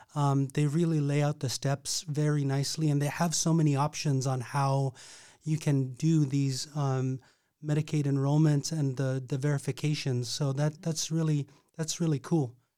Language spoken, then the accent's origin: English; Napaskiak, Alaska, United States; I grew up in Nabuscaq